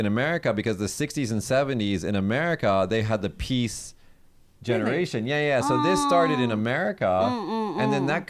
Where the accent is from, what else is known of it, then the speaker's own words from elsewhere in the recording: Kagoshima, Japan; English is a second language; from Kagoshima City. I want to show you Kagoshima Aquarium. It is my favorite place in Japan.